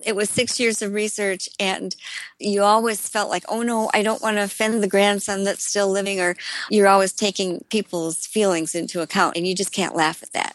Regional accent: Elkhorn, Wisconsin, United States; a road just outside of my hometown of Elkhorn, Wisconsin

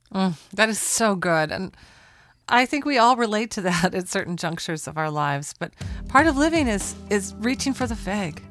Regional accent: Portland, Oregon, United States; in Portland, Oregon, my hometown

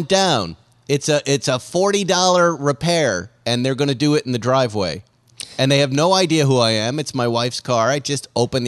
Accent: Boston, Massachusetts, United States; moved away; I'll be coming from Boston. I'm doing a thing with the Boston Red Sox, which is going to be great. I'm coming back to my hometown team.

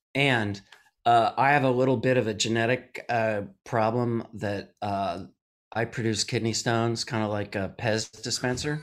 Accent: Madison, Wisconsin, United States; I'm from Madison, Wisconsin.

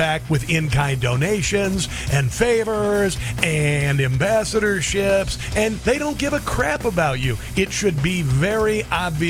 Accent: Omaha, Nebraska, United States; Grew up outside of Omaha. I'm from Omaha.

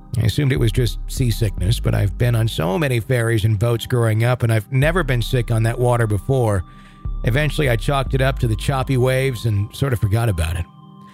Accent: North Carolina, United States; I'm originally from North Carolina, hence the name.

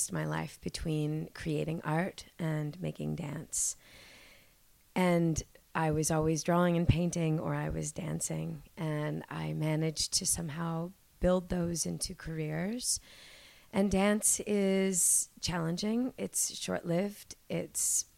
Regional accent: Toronto, Ontario, Canada; I am a Toronto born and raised girl

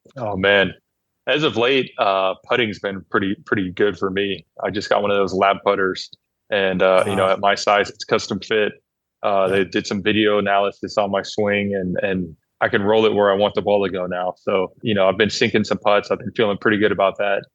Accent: Oakland, California, United States; I grew up in Oakland

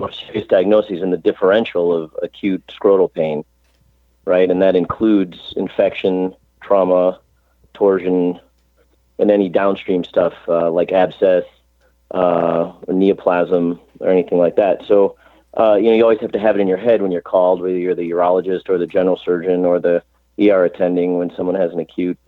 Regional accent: Chicago, Illinois, United States; moved away as an adult; also born or lived in St. Louis; now in Cleveland, United States; I grew up in Chicago, went to college in Chicago

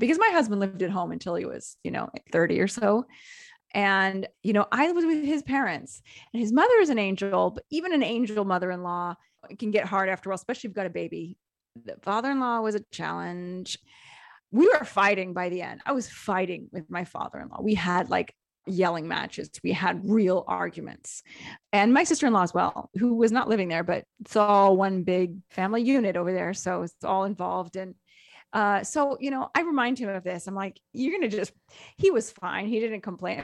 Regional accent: Seattle, Washington, United States; moved away; I'm from Seattle

